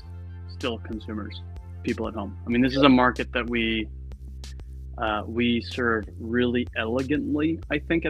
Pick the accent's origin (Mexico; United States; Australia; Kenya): United States; Connecticut; moved away as an adult; also born or lived in Boston, Massachusetts; now in Berkeley, United States; I grew up in Connecticut and went to Boston University